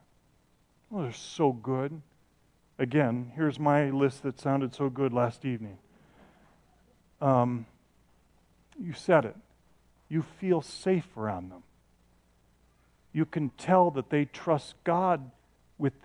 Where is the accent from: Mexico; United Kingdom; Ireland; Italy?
Ireland; I'm from Ireland